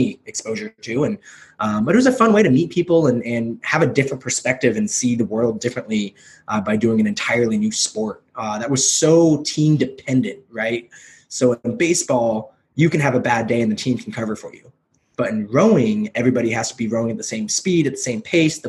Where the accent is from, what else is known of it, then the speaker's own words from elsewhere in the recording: Kelso, Washington, United States; also born or lived in South Korea / Portland, Oregon; I grew up in like rural Washington, in Kelso, Washington